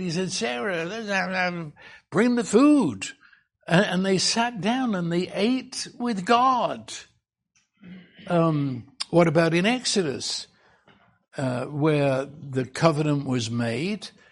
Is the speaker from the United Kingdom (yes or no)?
yes; England, United Kingdom; I was raised in England